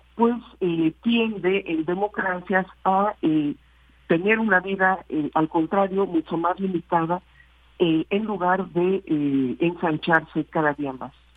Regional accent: Mexico; como mexicanas y mexicanos

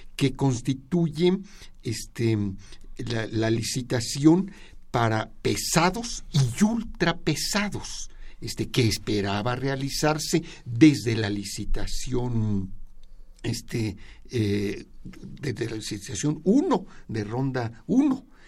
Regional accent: Mexico; como mexicanos

